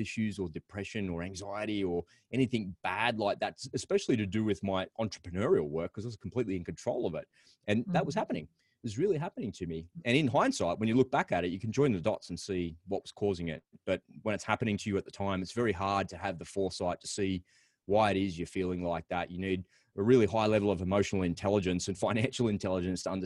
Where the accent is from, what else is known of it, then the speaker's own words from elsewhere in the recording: Australia; accent: Aussie; It's my Aussie accent